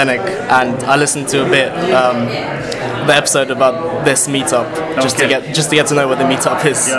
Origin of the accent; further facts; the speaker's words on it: Russia; I'm from Russia